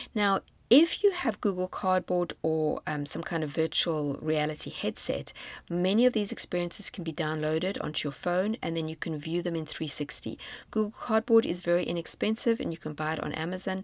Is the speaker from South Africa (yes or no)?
yes; South Africa; moved away as an adult; South Africa on a virtual trip, my home country